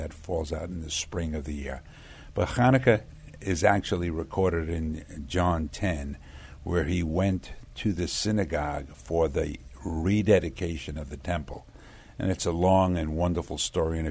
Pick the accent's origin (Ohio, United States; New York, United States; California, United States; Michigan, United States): New York, United States; New York City; I was born in Brooklyn, New York